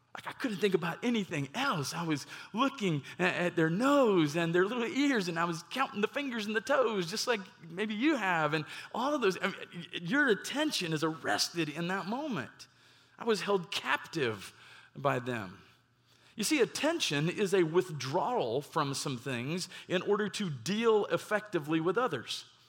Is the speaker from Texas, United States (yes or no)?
yes; Garland, Texas, United States; also born or lived in Mesquite, Texas; I grew up in the Metroplex, and, uh, in my younger years, grew up in Garland